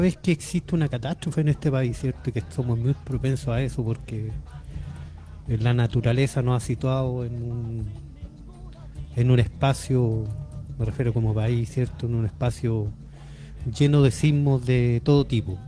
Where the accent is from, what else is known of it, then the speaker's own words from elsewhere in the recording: Chile; como chileno